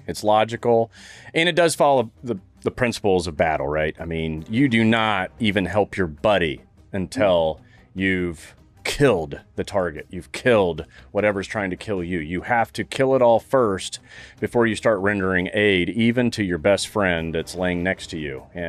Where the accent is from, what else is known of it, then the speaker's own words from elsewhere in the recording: Saudi Arabia; You know I grew up in Saudi